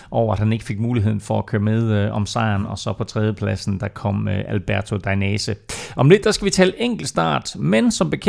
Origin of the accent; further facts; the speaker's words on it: Jutland, Denmark; jeg er fra Jylland, jeg siger mør